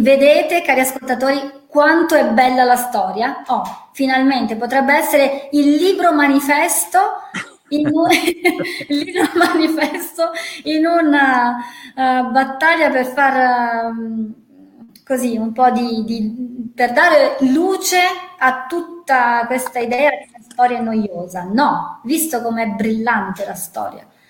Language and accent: Italian; near Gorizia, Cervignano, Friuli-Venezia Giulia, Italy; io vengo dal Friuli